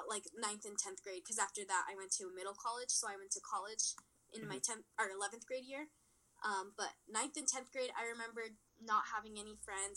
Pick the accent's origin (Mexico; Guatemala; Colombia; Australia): Mexico; in my hometown, I lived in Mexico, which is a tiny, tiny town